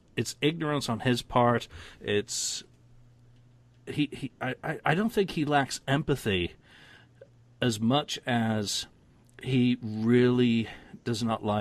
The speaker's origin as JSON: {"language": "English", "country": "United Kingdom", "said": "being British with a heavy dose of Scots and Irish in me"}